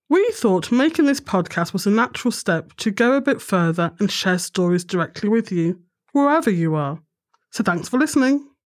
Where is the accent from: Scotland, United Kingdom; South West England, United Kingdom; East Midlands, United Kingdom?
East Midlands, United Kingdom; Nottingham; we're from Nottingham, the home of Boots